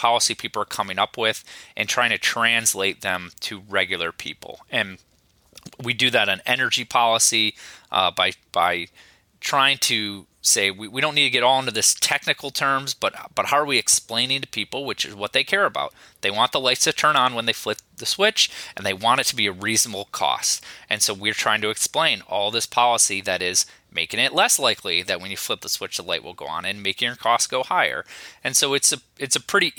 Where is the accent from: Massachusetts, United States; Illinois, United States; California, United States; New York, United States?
Illinois, United States; now in Midland, United States; my home state of Illinois, I grew up in rural area